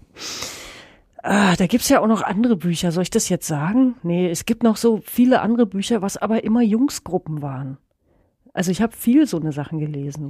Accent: Germany; das ist meine Heimat und so, hier bin ich gerne

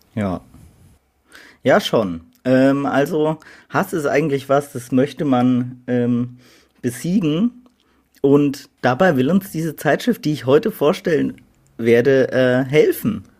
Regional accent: Middle Franconia, Bavaria, Germany; wir kommen ja aus Mittelfranken

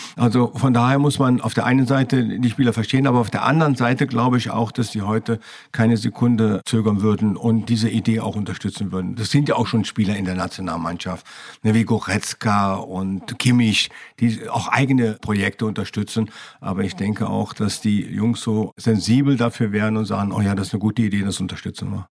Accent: Düren, North Rhine-Westphalia, Germany; Ich bin in Düren geboren, in der Nähe von Köln

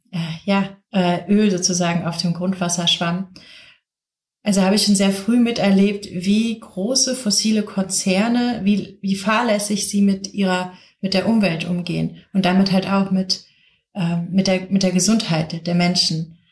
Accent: south of Cologne, North Rhine-Westphalia, Germany; Ich bin aufgewachsen hier im Rheinland, direkt im Schatten von Shells Ölraffinerie, und zwar der größten Ölraffinerie hier in Deutschland, ähm, am Rhein, im, am Kölner Süden

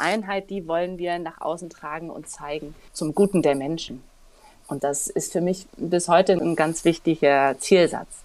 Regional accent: Dresden, Saxony, Germany; moved away as an adult; also born or lived in Asunción, Paraguay; Ich komme aus Dresden gebürtig

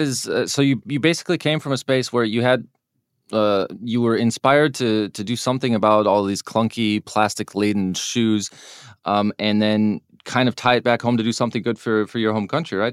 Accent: United States; I'm an American

